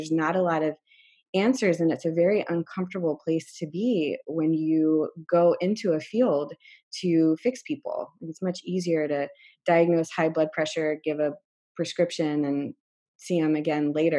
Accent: San Francisco, California, United States; now in Seattle, United States; And I came from San Francisco and the Bay Area

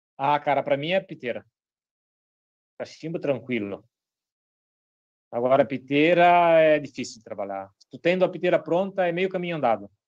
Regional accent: Brazil; eu sou brasileiro

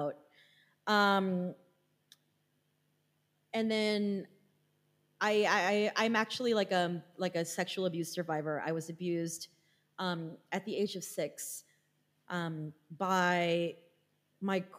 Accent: Philippines; being Filipino, the country is 90% Catholic, so I was raised Catholic

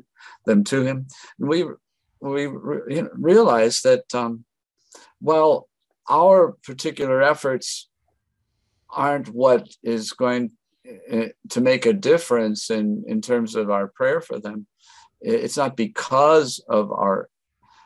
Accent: North Country, Wisconsin, United States; now in El Paso, United States; I grew up in the North Country in Wisconsin

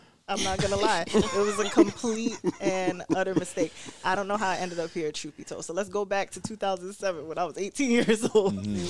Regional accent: New York City, New York, United States; now in Rochester, United States; I'm from Brooklyn.

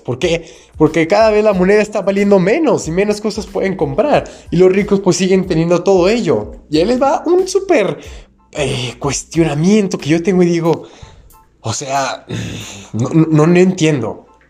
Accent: Mexico; yo que soy de México

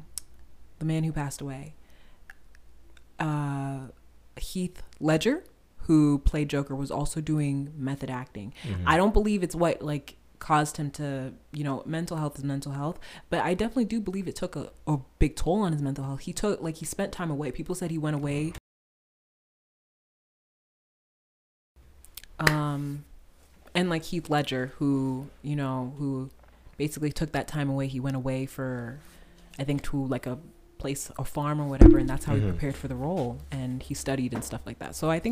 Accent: Nigeria; I'm Nigerian

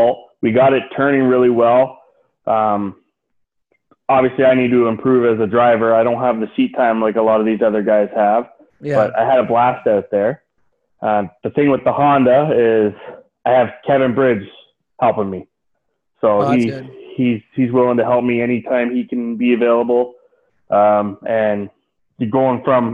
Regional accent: Sunset Speedway area, Ontario, Canada; it's my hometown

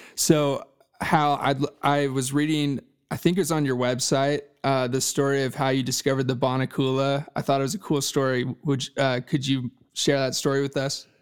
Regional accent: Dallas, Texas, United States; I'm from Dallas, Texas

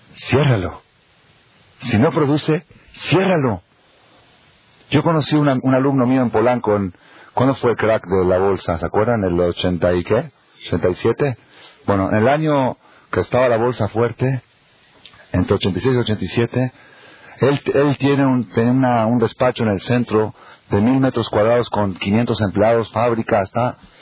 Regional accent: Argentina; moved away; yo soy argentino, ahí somos puro fútbol de chiquito

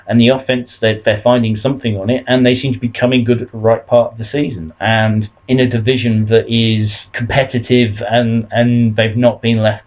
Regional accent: United Kingdom

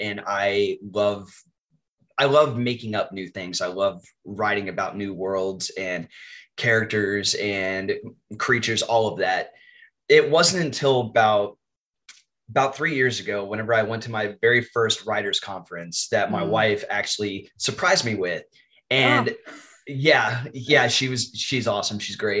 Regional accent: Texas, United States; I am from Texas in the US. I am a high school English teacher

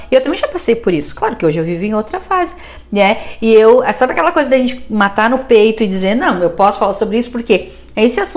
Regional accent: Porto Alegre, Rio Grande do Sul, Brazil; eu, porque eu não sou daqui, né? Eu, eu sou de Porto Alegre, enfim, e morei em várias cidades diferentes.

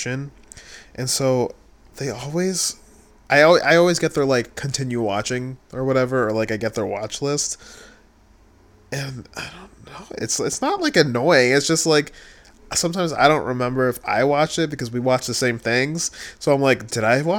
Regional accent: Buffalo, New York, United States; I'm from Buffalo

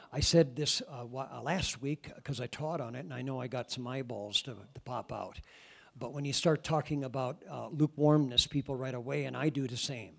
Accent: Iowa, United States; moved away; I come from Iowa

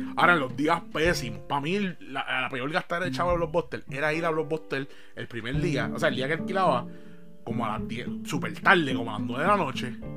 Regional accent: Bayamón, Puerto Rico; Yo soy de Bayamón

